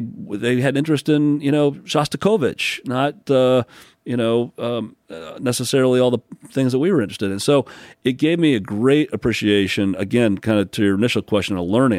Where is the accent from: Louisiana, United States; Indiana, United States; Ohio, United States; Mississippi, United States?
Indiana, United States; South Bend; also born or lived in Newport News, Virginia / upstate New York / Bloomington, Indiana; South Bend, Indiana, which is where I spent most of my growing up years, Mishawaka, South Bend